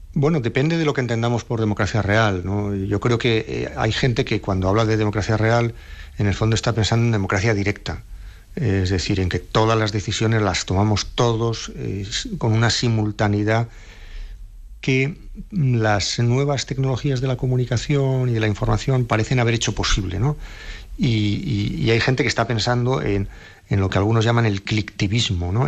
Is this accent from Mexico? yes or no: no; Navarre, Spain; yo soy un nacionalista vasco de Navarra